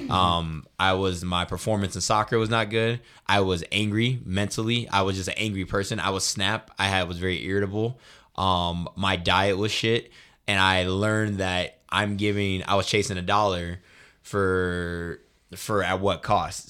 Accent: Colorado Springs, Colorado, United States; moved away as an adult; now in Denver, United States; I'm from the Springs as well

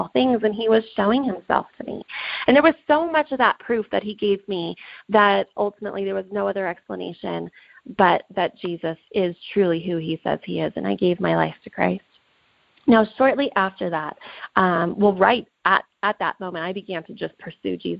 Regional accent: Reno, Nevada, United States; I'm from Reno, Nevada.

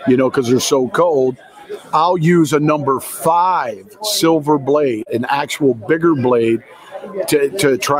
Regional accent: Michigan, United States; I'm from Michigan

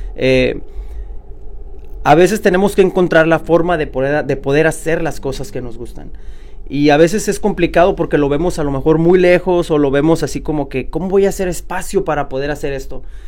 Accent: Oakland, California, United States; yo también soy de aquí de Oakland

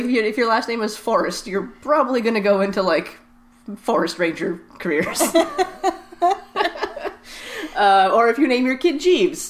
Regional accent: Nova Scotia, Canada; now in British Columbia, Canada; I am from Nova Scotia, so I'm very happy to have beer from home.

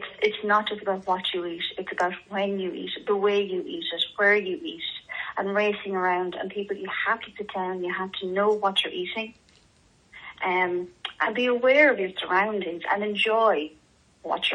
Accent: Ireland; we're Irish

